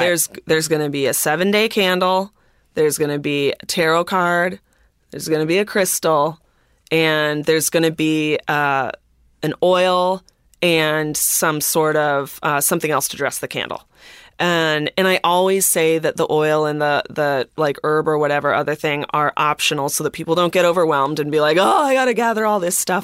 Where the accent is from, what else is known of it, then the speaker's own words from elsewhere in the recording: Minneapolis, Minnesota, United States; I grew up, I grew up in Minneapolis